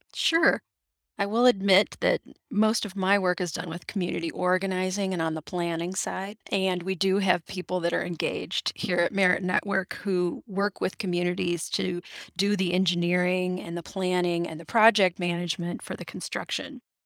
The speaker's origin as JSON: {"language": "English", "town": "Traverse City", "region": "Michigan", "country": "United States", "tie": "born or raised there", "also_born_or_lived": "Ann Arbor, Michigan", "said": "I moved back to my hometown of Traverse City, Michigan"}